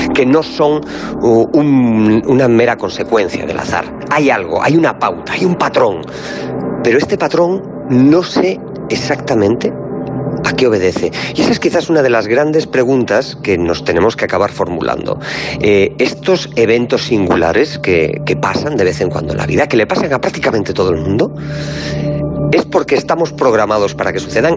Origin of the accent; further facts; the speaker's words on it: Galicia, Spain; soy gallego